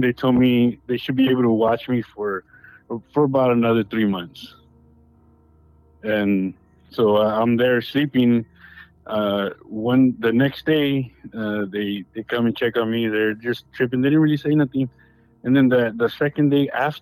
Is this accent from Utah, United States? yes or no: no; Baldwin Park, California, United States; also born or lived in West Covina; we ended up going to that church when I grew up in Ballin Park